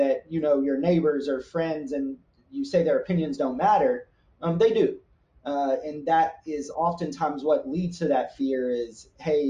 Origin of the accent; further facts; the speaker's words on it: Nashville, Tennessee, United States; moved away as an adult; also born or lived in Columbus; I grew up in the South, so I grew up in Nashville, Tennessee